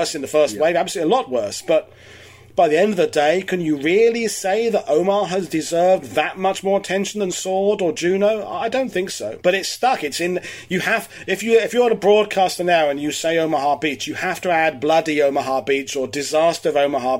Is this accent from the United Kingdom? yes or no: yes; United Kingdom; now in Normandy, France; as a Brit